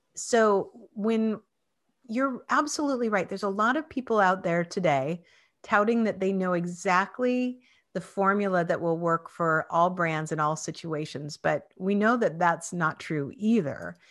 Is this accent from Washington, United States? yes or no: yes; Spokane, Washington, United States; where I grew up was in Spokane, Washington